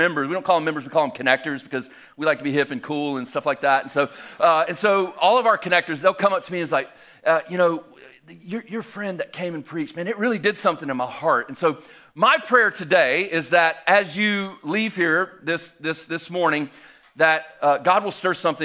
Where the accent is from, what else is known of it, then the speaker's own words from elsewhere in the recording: Albany, Georgia, United States; moved away as an adult; now in Helen, Georgia, United States; I'm originally from Southwest Georgia, though, about 3.5 hours almost due west of here from Albany, Georgia. I grew up there